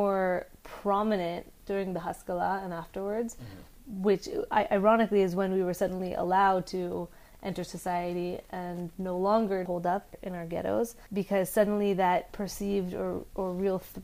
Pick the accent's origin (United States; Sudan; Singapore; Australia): United States; California; I was born and raised in California, and I went to UC Berkeley for college